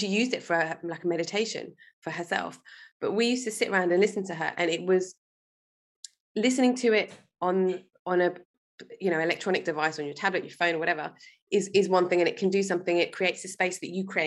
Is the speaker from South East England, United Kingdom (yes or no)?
no; London, United Kingdom; I was born in London. I grew up in England.